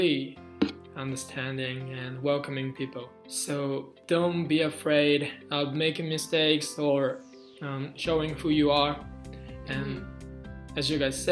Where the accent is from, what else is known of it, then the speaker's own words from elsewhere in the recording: Japan; moved away as an adult; now in United States; I'm from Japan, and it's really homogenous country